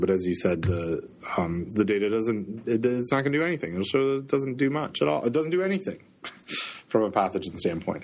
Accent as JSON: {"language": "English", "town": "Toronto", "region": "Ontario", "country": "Canada", "moved": "yes", "lives_now": "Southern United States", "said": "I'm from the central part of Canada, the center of Canada in Toronto."}